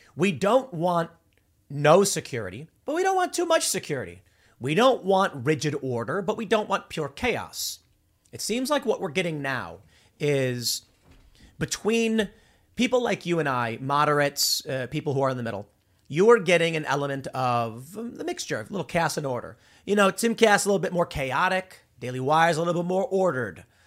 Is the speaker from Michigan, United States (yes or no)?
no; Chicago, Illinois, United States; I grew up in Chicago, on the South Side.